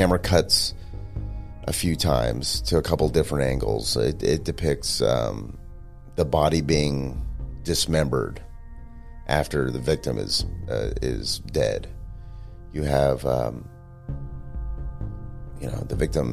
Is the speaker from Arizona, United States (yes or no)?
no; Stockton, California, United States; in Northern California near where I grew up in Stockton